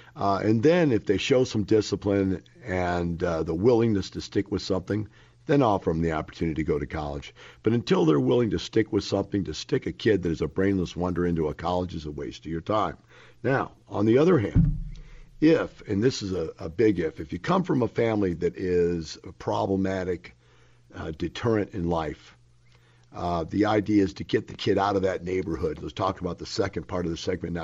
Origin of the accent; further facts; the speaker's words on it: Florissant, Missouri, United States; moved away; I grew up in Florissant, Missouri. That is one block from Ferguson, Missouri. I grew up in that neighborhood, folks.